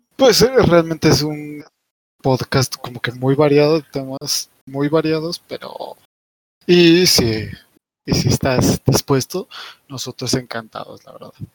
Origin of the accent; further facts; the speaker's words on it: Puebla, Mexico; yo soy poblano